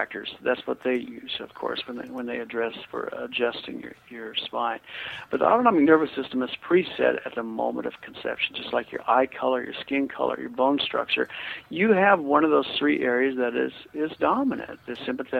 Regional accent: Kansas, United States

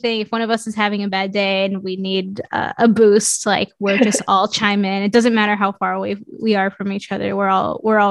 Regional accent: New York City, New York, United States; moved away as an adult; also born or lived in Mexico / Portland, Oregon; I grew up in Queens, New York

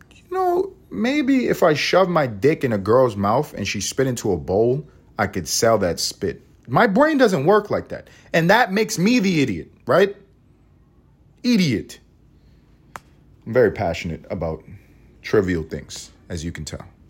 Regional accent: United States; I am an American

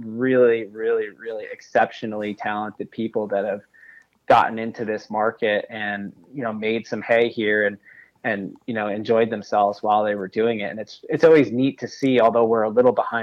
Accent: New York, United States; I'm from New York State

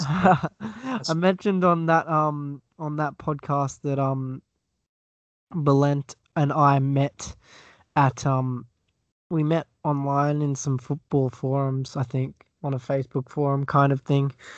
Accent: Australia; accent: Australian; I'm from Australia. Oh, you could probably tell that by the accent.

